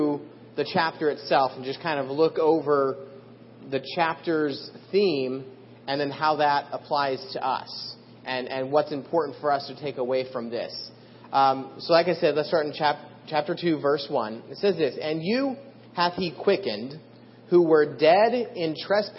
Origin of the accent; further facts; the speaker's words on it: Idaho, United States; I grew up in Idaho and there's a lot of farmland